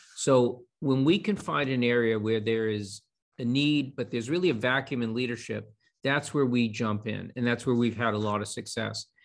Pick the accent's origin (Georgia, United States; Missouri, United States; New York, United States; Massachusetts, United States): Massachusetts, United States; Boston; I'm a Bostonian. I grew up here